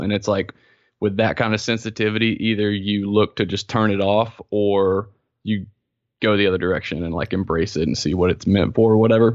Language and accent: English; South Carolina, United States; I'm from South Carolina, and I grew up Southern Presbyterian.